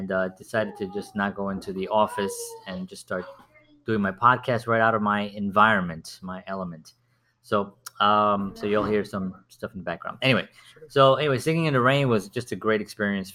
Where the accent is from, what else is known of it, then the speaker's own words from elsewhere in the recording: New York City, New York, United States; growing up, I grew up in the South Bronx